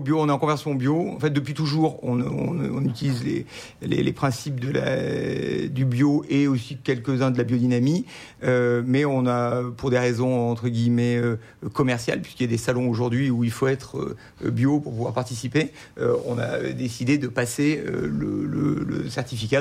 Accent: Cornas, Auvergne-Rhône-Alpes, France; moved away; also born or lived in Lyon; je suis né à Cornas, chemin de pied la vigne. Mes parents y habitent toujours

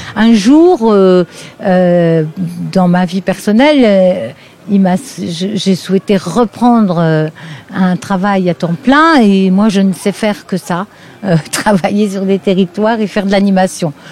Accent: Lorraine, Grand Est, France; moved away as an adult; also born or lived in Mulhouse area, Alsace; now in Mulhouse, France; je suis Lorraine. Une Lorraine qui s'est retrouvée euh, euh, sur l'agglomération mulhousienne par les hasards d'une mutation de son mari.

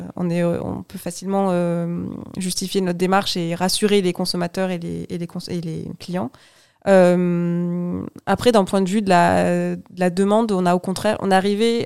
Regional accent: Toulouse, Occitania, France; moved away as an adult; now in Bordeaux, France; J'ai grandi à Toulouse

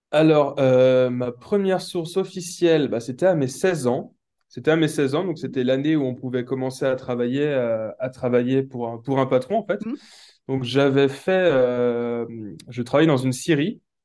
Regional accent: Brittany, France; also born or lived in Nantes; je suis de Bretagne

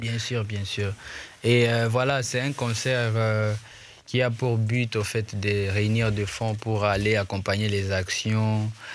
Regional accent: Goma, North Kivu, DR Congo; first language Swahili; French is a second language; je suis de Goma

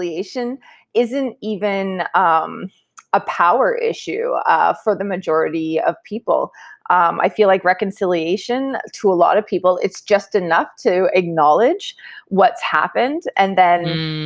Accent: Ontario, Canada; moved away as an adult; also born or lived in Kenora, Ontario; now in Toronto, Canada; I am originally from Chippewas of Georgina Island First Nation and grew up there with my mother

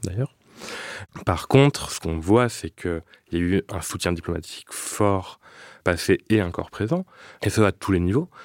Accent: France; En tant que Français

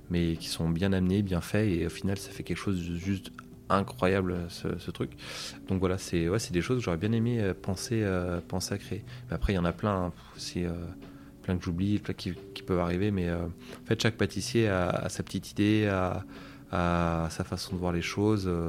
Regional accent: Auvergne-Rhône-Alpes, France; Alors en Auvergne, malheureusement, on n'a pas beaucoup de pâtisseries.

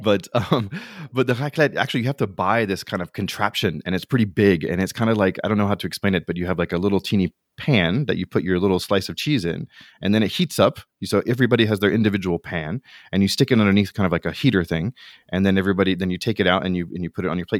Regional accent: United States; now in France; as an American coming over

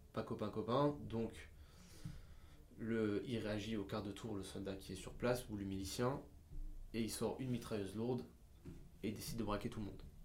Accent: France; on est français

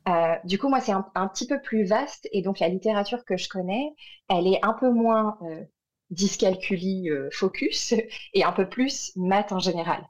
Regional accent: France; moved away as an adult; also born or lived in Montreal, Canada; quand on est orthophoniste française, qu'on est diplômé de France ou de Belgique ou de Suisse

